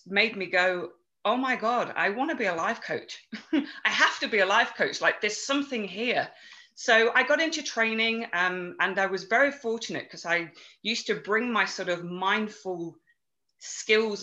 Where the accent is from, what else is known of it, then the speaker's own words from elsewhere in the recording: England, United Kingdom; accent: English; now in Chestermere, Canada; I grew up in England, hence the English accent, even though I now live in Chestermere in Alberta.